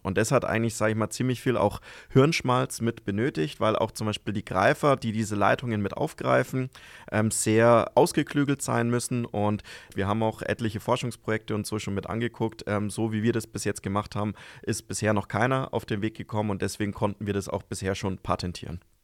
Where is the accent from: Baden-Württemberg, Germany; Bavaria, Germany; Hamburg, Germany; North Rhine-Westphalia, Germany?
Bavaria, Germany; Fichtelgebirge; moved away as an adult; now in Amberg, Germany; Ich komme eigentlich aus dem Fichtelgebirge